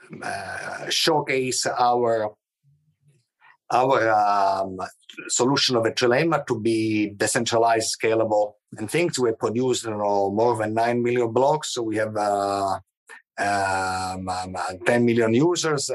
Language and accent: English; Palermo, Sicily, Italy; moved away; also born or lived in Agrigento; I was born in Palermo, but I lived, you know, in Agrigento for a few years